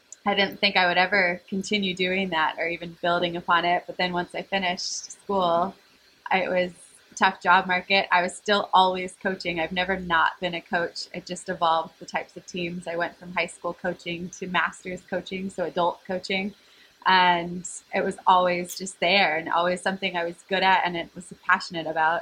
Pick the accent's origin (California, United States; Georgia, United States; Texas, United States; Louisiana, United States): California, United States; moved away as an adult; also born or lived in Croatia; I am from California, which is where I'm at currently